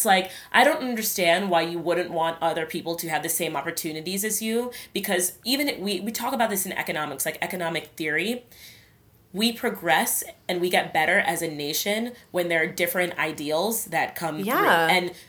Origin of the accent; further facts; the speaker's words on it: Nigeria; I don't know everything right. about being Nigerian because I'm Nigerian.